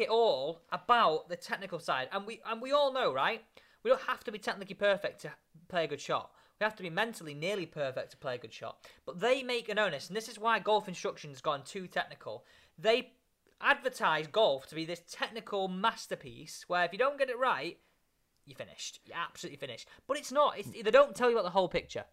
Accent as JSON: {"language": "English", "region": "England", "country": "United Kingdom", "said": "an English man"}